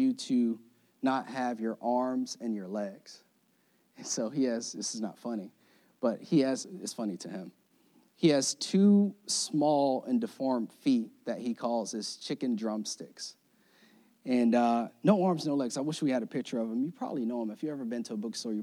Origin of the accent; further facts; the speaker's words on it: Florida, United States; moved away; I was born and raised in Florida.